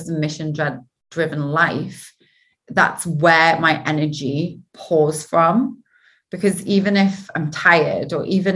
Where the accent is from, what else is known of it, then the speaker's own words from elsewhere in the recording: Geordie, North East England, United Kingdom; accent: Geordie; my dodgy Geordie accent.